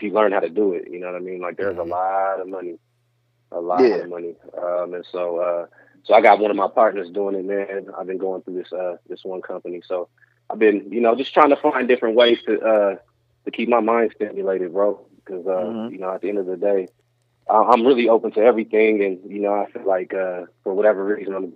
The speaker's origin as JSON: {"language": "English", "town": "Denver", "region": "Colorado", "country": "United States", "tie": "born or raised there", "also_born_or_lived": "North Dakota", "said": "we moved to Denver when I was like 1 year old, so I'd have been here. So I just say I'm from here"}